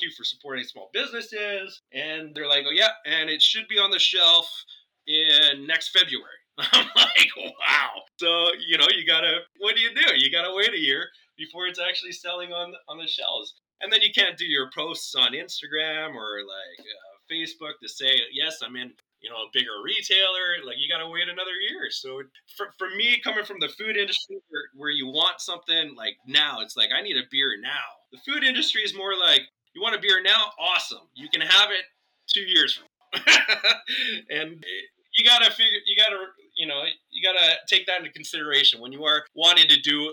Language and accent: English; Canada; I'm Canadian.